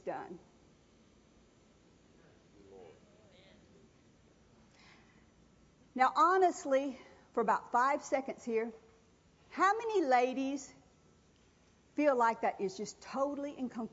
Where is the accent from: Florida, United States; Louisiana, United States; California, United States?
Louisiana, United States; New Orleans; I was raised in the South. I was born in New Orleans.